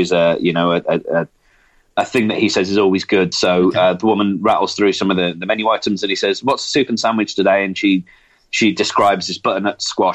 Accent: England, United Kingdom; moved away; I'm English

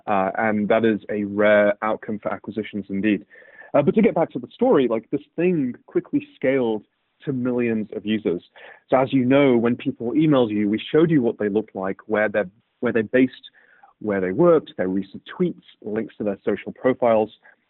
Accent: United Kingdom; also born or lived in Cambridge / Birmingham / Manchester / Aberdeen; So I grew up, if you couldn't tell already from my accent, in the United Kingdom.

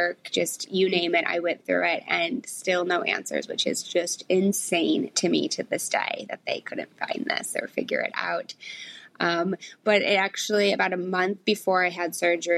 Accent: Michigan, United States; moved away as an adult; now in New York City, United States; I grew up in Michigan, went to college in Michigan, and I just always wanted to move to New York.

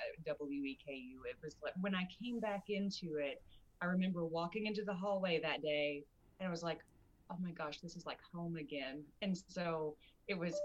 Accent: Richmond, Kentucky, United States; I am from Kentucky. I'm actually born and raised in Richmond

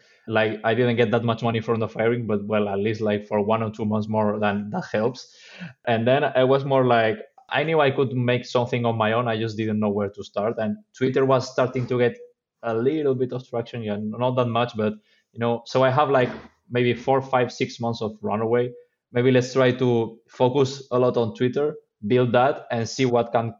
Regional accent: Spain; I'm from Spain

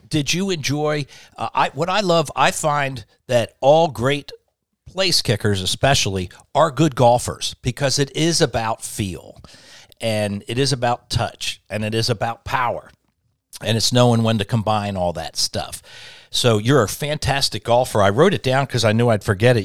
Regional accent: Delaware, United States; grew up in Delaware

